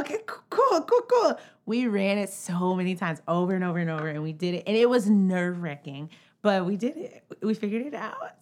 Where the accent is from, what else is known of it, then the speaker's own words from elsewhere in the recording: College Park, Georgia, United States; moved away as an adult; now in New York, United States; I'm from Atlanta, Georgia